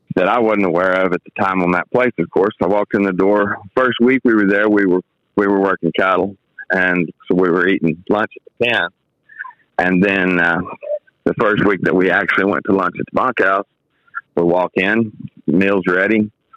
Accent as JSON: {"language": "English", "town": "Fort Worth", "region": "Texas", "country": "United States", "tie": "born or raised there", "also_born_or_lived": "Osage County, Oklahoma", "moved": "as an adult", "said": "I grew up in the Fort Worth area."}